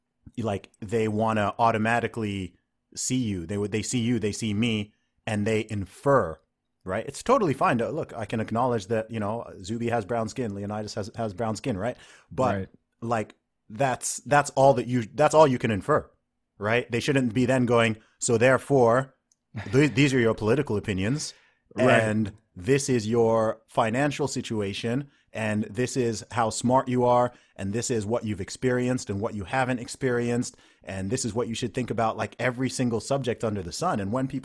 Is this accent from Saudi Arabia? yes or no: yes; Saudi Arabia; because, you know, I grew up in the Middle East in Saudi Arabia.